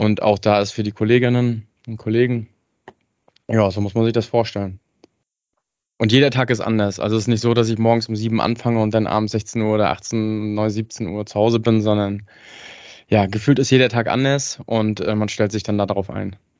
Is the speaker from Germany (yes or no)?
yes; Hagenow, Mecklenburg-Vorpommern, Germany; komme äh, gebürtig aus Hagenow, das ist hm, bei Schwerin